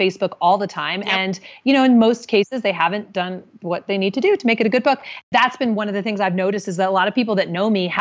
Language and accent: English; Indianapolis, Indiana, United States; my hometown of Indianapolis